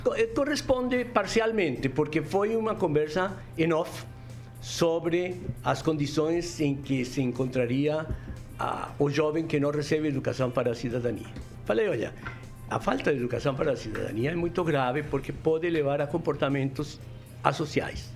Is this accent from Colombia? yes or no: yes; Colombia; Portuguese is a second language; moved away as an adult; also born or lived in Rio de Janeiro; now in Brazil; no meu país de origem, na Colômbia